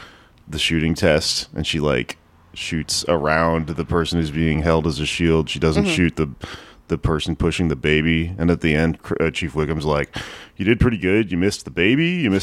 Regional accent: Texas, United States; moved away; I grew up in Texas

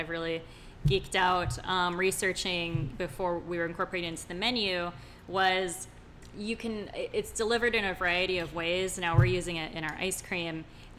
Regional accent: Iowa, United States; I'm from Iowa

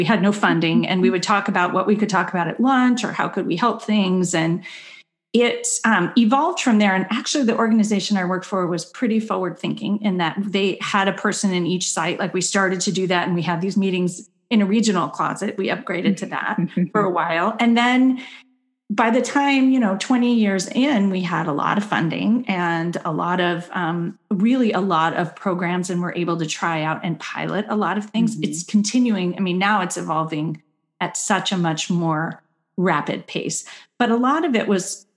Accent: Berkeley, California, United States; I grew up in Berkeley, and so I was taught to speak up

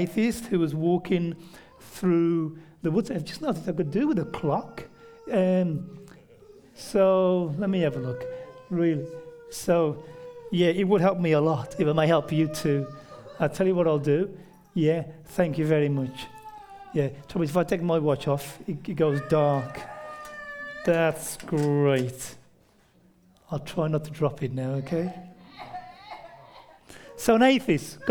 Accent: near Birmingham, West Midlands, United Kingdom; accent: near Birmingham; it's near Birmingham in the UK, so central Britain, that's where it's located

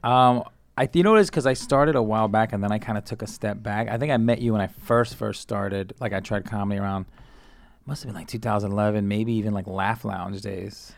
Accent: New York City, New York, United States; also born or lived in Colombia (family); I grew up in, like, Sunset Park area

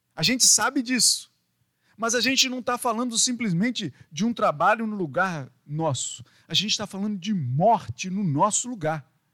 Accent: Minas Gerais, Brazil; now in Rio de Janeiro, Brazil; lá da minha terra, lá de Minas

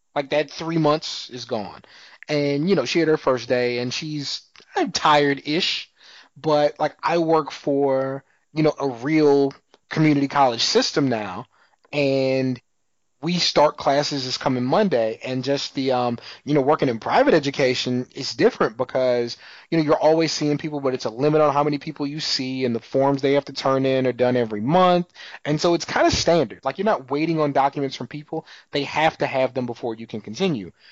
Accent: San Antonio, Texas, United States; I'm from San Antonio

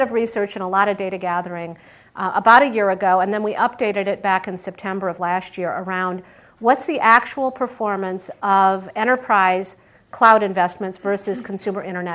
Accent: Michigan, United States; also born or lived in Pittsburgh, Pennsylvania; now in Silicon Valley, United States; I grew up in Michigan.

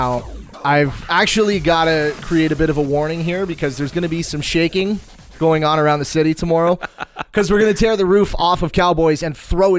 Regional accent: London, Ontario, Canada; this is my hometown. These are my people.

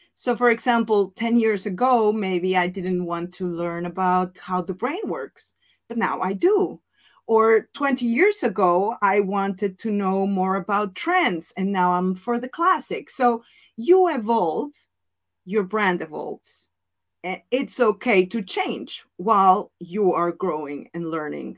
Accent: Mexico; accent: Mexican; English is a second language; moved away as an adult; also born or lived in Italy; now in Netherlands; my Spanish accent, my Mexican accent

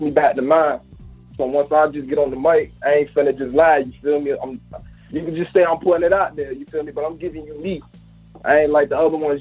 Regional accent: Virginia, United States; I'm from Virginia.

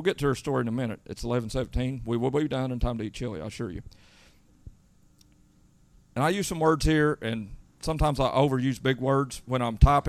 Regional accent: United States; I am an American

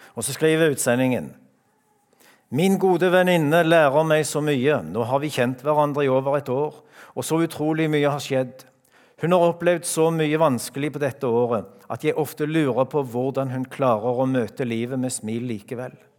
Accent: Randaberg, Rogaland, Norway; now in Skien, Norway; hjemme på Randaberg

